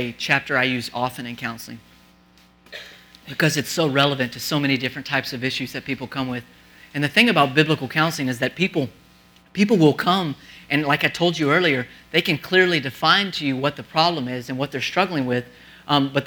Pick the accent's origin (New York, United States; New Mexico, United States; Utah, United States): New Mexico, United States; moved away; I'm from the desert. I'm from New Mexico.